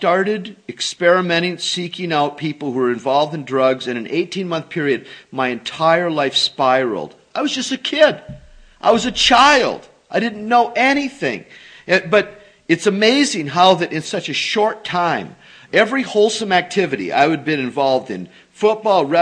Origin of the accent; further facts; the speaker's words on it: North Dakota, United States; now in Grand Rapids, United States; I'm from North Dakota, and I was raised in a religious home.